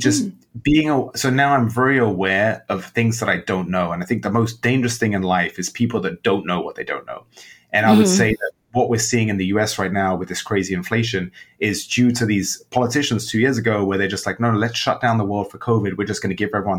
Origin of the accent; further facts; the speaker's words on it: London, United Kingdom; moved away as an adult; also born or lived in Amsterdam / New York; now in Chicago, United States; When I was young and growing up in England